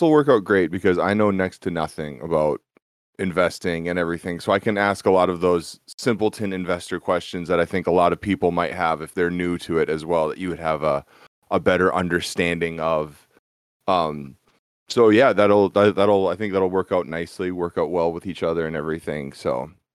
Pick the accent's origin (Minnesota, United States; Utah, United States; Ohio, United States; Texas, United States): Minnesota, United States; Born and raised in Minnesota, Minnesota sports